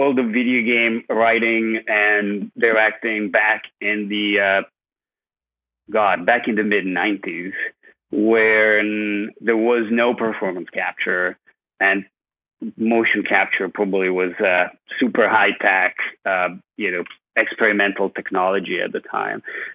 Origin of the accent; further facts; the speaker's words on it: Italy; moved away as an adult; also born or lived in Scotland / California; now in Los Angeles, United States; I grew up in Italy